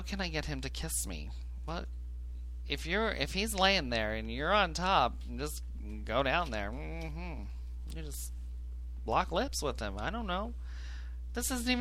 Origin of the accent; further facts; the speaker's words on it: Illinois, United States; I grew up in Cornbread, Illinois